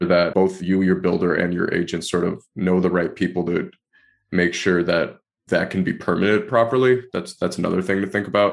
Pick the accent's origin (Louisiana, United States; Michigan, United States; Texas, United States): Michigan, United States; Detroit; moved away; I grew up in Detroit, Michigan